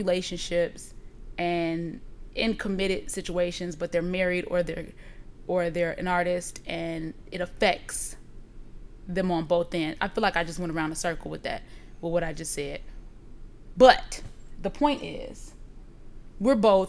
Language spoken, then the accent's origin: English; Blue Island, Illinois, United States; also born or lived in Harvey, Illinois; I was born in Blue Island